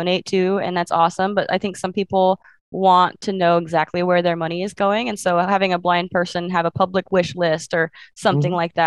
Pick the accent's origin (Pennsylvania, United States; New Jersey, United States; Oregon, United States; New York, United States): Oregon, United States; Portland; also born or lived in Beaverton, Oregon; when people ask where you're from, I'm like, oh, Portland, Oregon. I mean, I kind of am. I was born in Portland